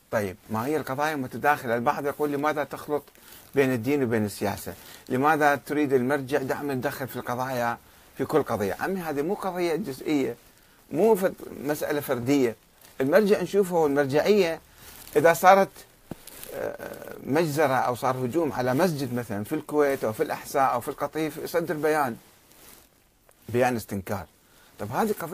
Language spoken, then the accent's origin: Arabic; Karbala, Karbala Governorate, Iraq; born or raised there